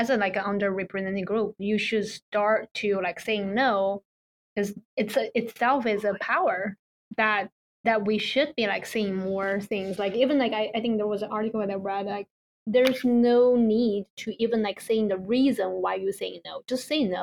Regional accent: China; now in United States; when I'm growing up, or at least like I know a lot of my friends like growing up in China, a lot of the education that I got is more like a penalty education

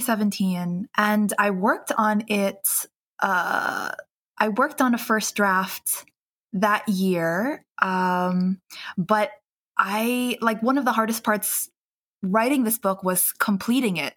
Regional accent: New York City, New York, United States; my hometown, which is um, Queens, New York

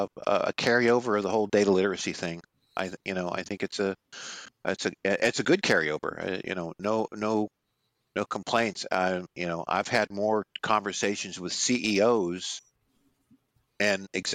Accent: Pittsburgh, Pennsylvania, United States; Mr. Seiner and I are both from the Berg

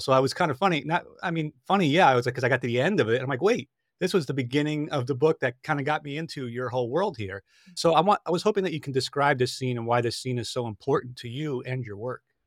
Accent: Long Island, New York, United States; when I was a child, I grew up on Long Island in New York

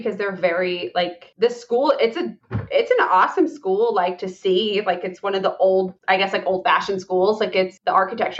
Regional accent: Hartford City, Indiana, United States; born or raised there

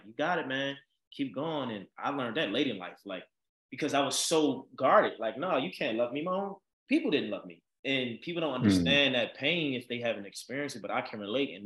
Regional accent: Baltimore, Maryland, United States; now in Los Angeles, United States; growing up in Baltimore

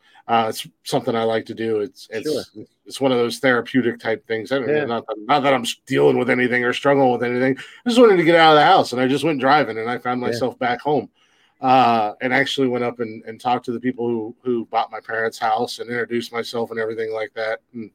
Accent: Ohio, United States; I'm just a country bumpkin. I'm from the middle of fucking nowhere-ass Ohio.

